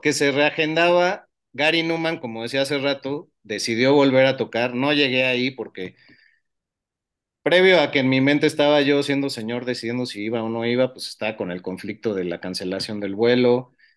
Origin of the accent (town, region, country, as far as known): Mexico